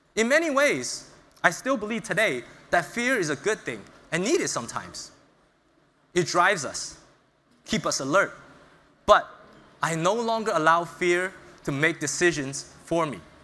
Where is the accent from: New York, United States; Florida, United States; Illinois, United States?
New York, United States; New York City; moved away as an adult; also born or lived in China; I was born in China, but I moved to the United States around six years old. And I grew up in Brooklyn, New York